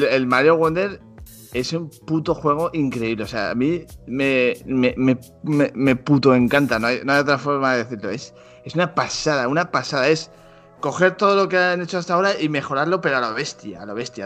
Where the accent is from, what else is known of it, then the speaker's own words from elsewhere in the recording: Zaragoza, Aragon, Spain; yo tengo un, pique con Mariette que los dos somos de Zaragoza